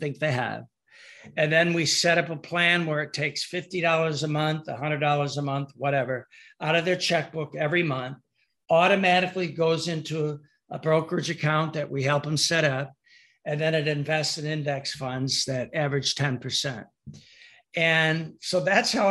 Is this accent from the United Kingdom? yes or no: no; Michigan, United States; I'm from Michigan